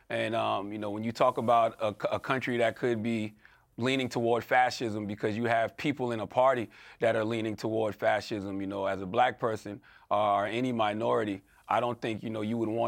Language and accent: English; United States; As an American